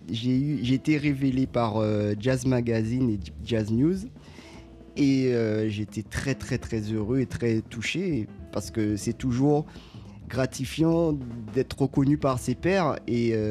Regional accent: Guadeloupe; moi j'ai grandi en Guadeloupe.

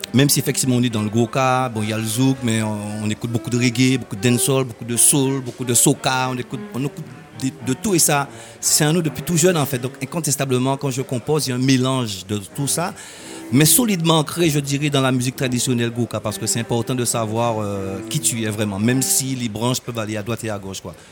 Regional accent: Sainte-Anne, Guadeloupe; j'ai grandi à Sainte-Anne

